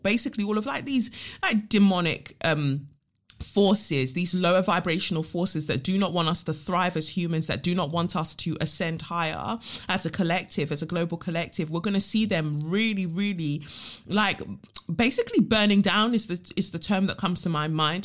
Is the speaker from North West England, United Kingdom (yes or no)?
no; London, United Kingdom; growing up in South, we've just got a spec, like, a specific type of humor